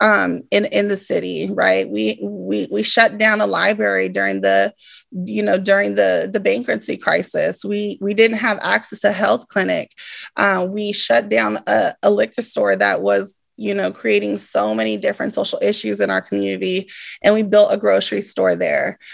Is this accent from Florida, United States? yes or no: no; Stockton, California, United States; also born or lived in Bay Area; as a young person growing up in Stockton